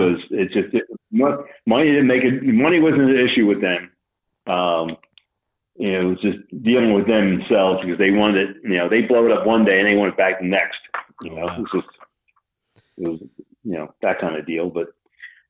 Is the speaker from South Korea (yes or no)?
no; Philadelphia, Pennsylvania, United States; moved away as an adult; Well, originally I'm from Philadelphia. I moved out here in 06